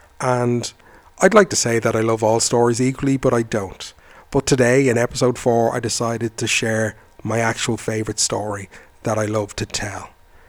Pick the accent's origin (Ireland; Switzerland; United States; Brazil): Ireland; I am a storyteller from Ireland.